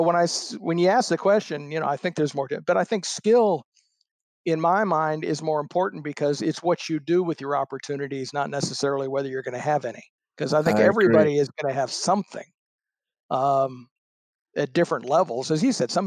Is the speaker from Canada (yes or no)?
no; Florida, United States; born or raised there; also born or lived in Springfield, Illinois